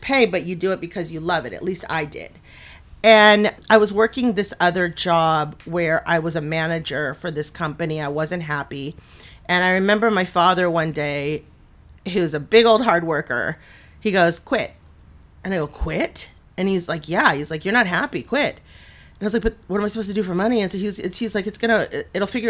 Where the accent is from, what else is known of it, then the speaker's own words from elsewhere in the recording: Simi Valley, California, United States; also born or lived in Westwood, Los Angeles / Van Nuys; I was grew up in Simi Valley. So like from five on, we were in Simi Valley.